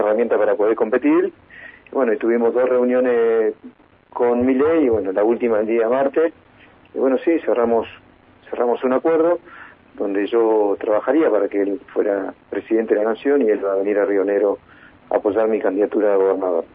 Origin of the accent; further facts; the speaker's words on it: Río Negro, Argentina; Los rionerinos estamos como los argentinos